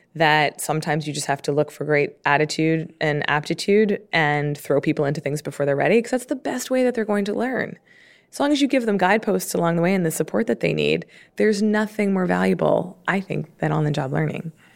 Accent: Baltimore, Maryland, United States; I grew up in Baltimore

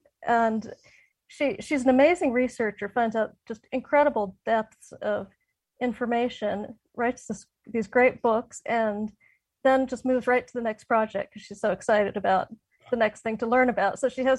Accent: Northern Virginia, United States; also born or lived in Carolinas; most of my family going back, since early colonial times has been in the Carolinas, in both Carolinas. And when I was about 9, we moved up to Northern Virginia, which is where my mother grew up. And I missed the Carolinas badly when I lived there

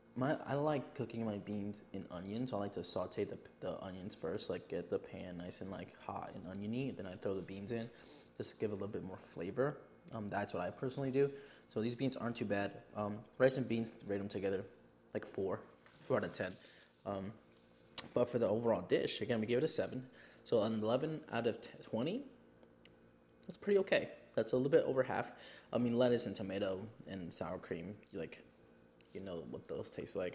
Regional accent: Yonkers, New York, United States; I am from New York, but again, I am not a city boy. I live in Yonkers

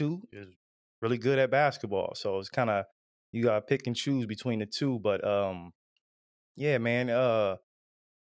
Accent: Ohio, United States; we're all from Ohio

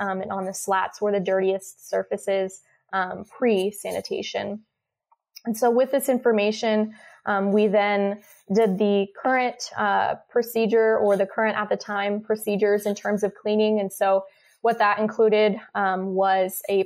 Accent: Lawrence, Kansas, United States; I am a Kansas native. I grew up in Lawrence, Kansas

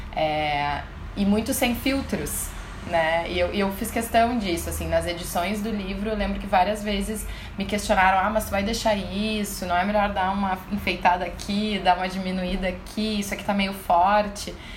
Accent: Porto Alegre, Rio Grande do Sul, Brazil; Eu sou de Porto Alegre, sou da capital mesmo

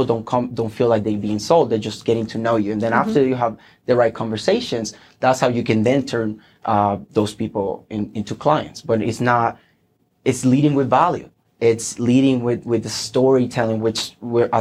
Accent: Puerto Rico; English is a second language; moved away as an adult; I'm originally from Puerto Rico, and I got recruited with the Air Force, and that's how I came here. I became completely bilingual

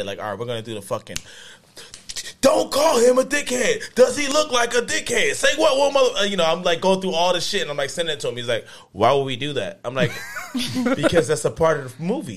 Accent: Philadelphia, Pennsylvania, United States; I'm from North Philly

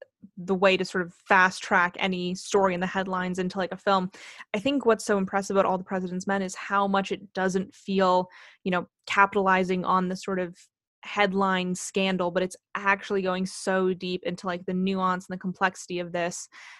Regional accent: Canada; And just I will blame this on being Canadian, but I don't know the full history here.

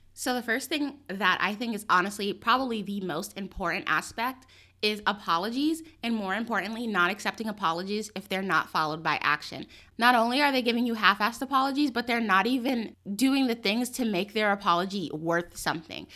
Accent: New York City, New York, United States; I grew up in New York City

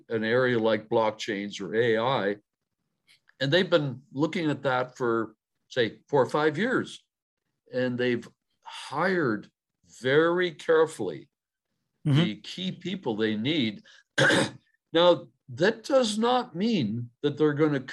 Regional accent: Canada; I'm a Canadian

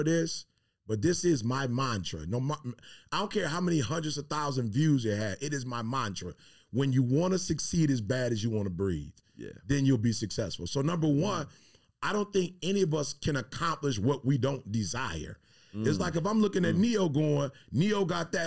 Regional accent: Michigan, United States; I'm from Michigan, so I'm blessed to do all four seasons

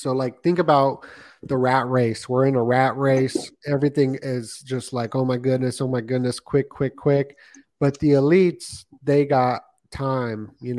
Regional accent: Las Vegas, Nevada, United States; Yeah, I grew up in Vegas, so I lived in a nice neighborhood, right? And that's where the mafia lived.

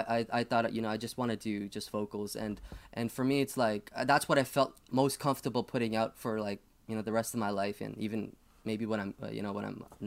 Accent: Toronto, Ontario, Canada; now in Thunder Bay, Canada; And so this is when I moved to Thunder Bay, where I'm currently at from Toronto.

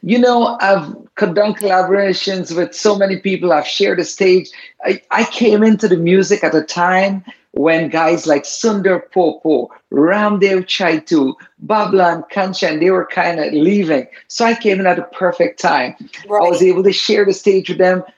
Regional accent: Guyana; My ancestors came from India, but I was born in the Caribbean

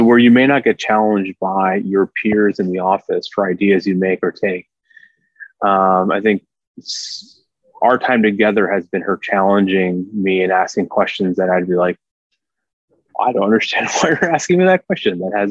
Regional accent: Chicago, Illinois, United States; I'm also born and bred in Chicago, live in the city. This is my town

